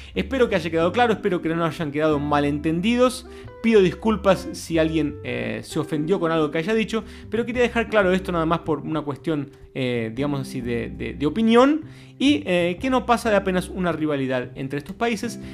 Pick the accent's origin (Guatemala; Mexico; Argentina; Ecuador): Argentina; moved away as an adult; also born or lived in Brazil; yo me mudé a Brasil en el año 2006, después de vivir muchos años en Argentina, donde nací